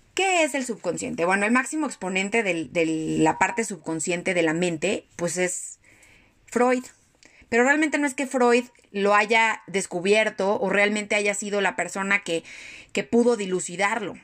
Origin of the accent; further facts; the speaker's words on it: Mexico; yo ya como mexicana traigo esa, esa herida